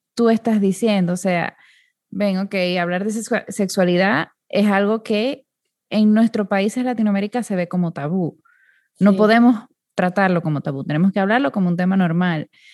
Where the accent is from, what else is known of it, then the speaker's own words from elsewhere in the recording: Dominican Republic; yo soy de República Dominicana, que es un país muy pequeño